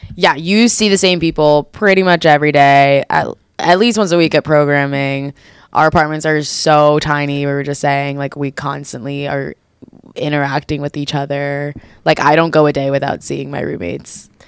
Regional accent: Israel; I'm I'm originally from Israel. Like I was born here and I grew up speaking Hebrew most of my life.

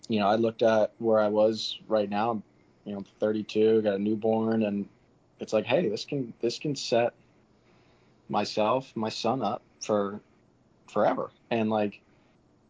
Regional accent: Massachusetts, United States; moved away; I'm originally from Mass, and my brother and I were in school, middle school

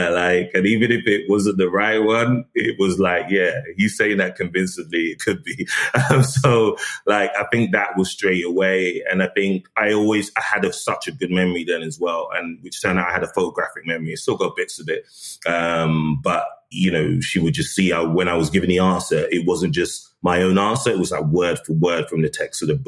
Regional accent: London, United Kingdom; also born or lived in Tottenham; And then we moved to Edmonton, I think when I was about 8 or 9

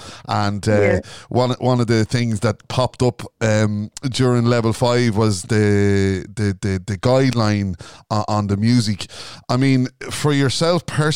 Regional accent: Ireland; we're Irish

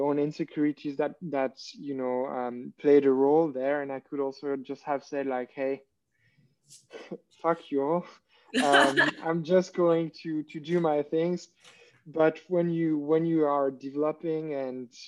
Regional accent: Switzerland; English is a second language; moved away as an adult; also born or lived in Germany; now in Berlin, Germany; I'm originally from Switzerland, based in Germany.

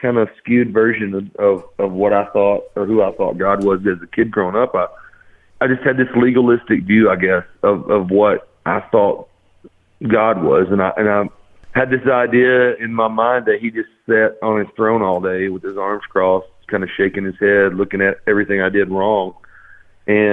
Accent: the South, United States; I grew up in the South

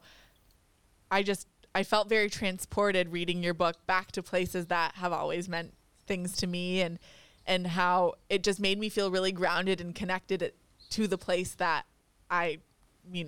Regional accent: Monterey, California, United States; I'm from Monterey

